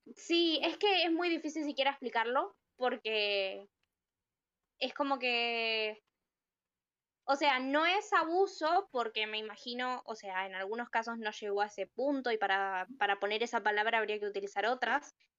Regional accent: Argentina; soy argentina

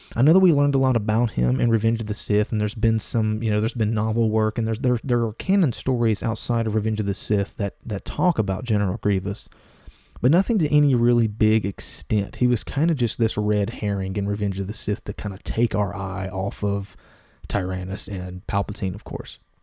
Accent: Appalachia, United States; I'm a Southern guy. I'm a mountain, I'm a mountain guy. I'm from Appalachia. I was born and raised in the mountains.

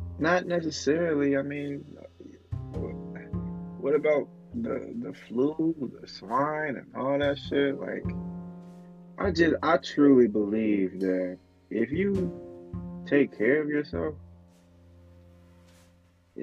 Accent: Bradley, Illinois, United States; I'm from Bradley, Illinois.

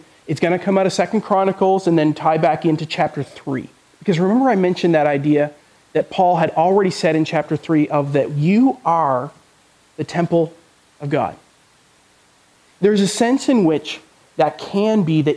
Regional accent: Canada; moved away; I'm from Canada, if you didn't know. My parents are still in Canada

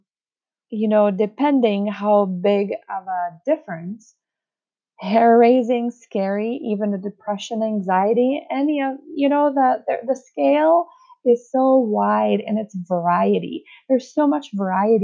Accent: Czechia; accent: Czech; first language Czech; English is a second language; English is my second language. My first language is Czech

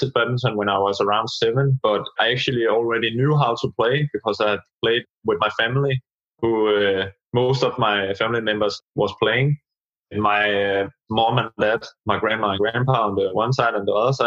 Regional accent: Dianalund, Zealand, Denmark; also born or lived in Slagelse / Skelskør / Greve / Gentofte; I started in my hometown, Dianalund, which is a small town.

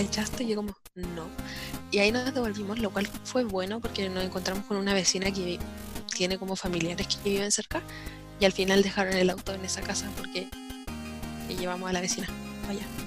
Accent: Santiago, Santiago Metropolitan Region, Chile; yo soy de Santiago

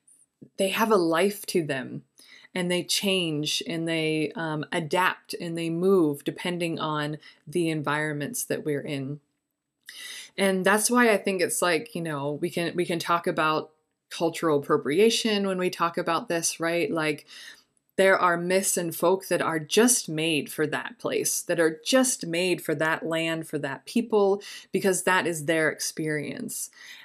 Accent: Egypt; I grew up in Egypt. A lot of the symbols and folk are related to harvest and springtime

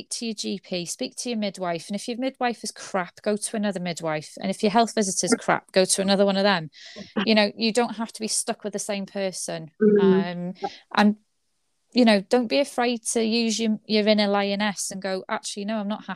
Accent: United Kingdom; especially as British, we like to be all stiff upper lip

